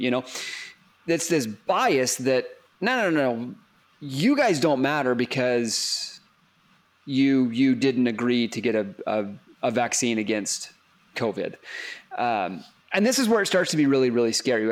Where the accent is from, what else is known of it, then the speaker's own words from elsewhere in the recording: Texas, United States; I grew up in Texas and Dr Pepper is almost a religion down there in Texas